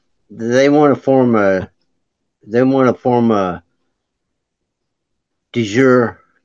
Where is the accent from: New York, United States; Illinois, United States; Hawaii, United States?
Illinois, United States; Bloomington; Yes, I'm from Illinois, Bloomington, okay, Illinois.